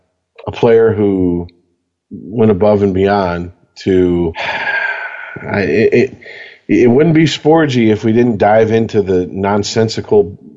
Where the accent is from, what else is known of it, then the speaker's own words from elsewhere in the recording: Canada; No. I am French. I am French Canadian. We are different.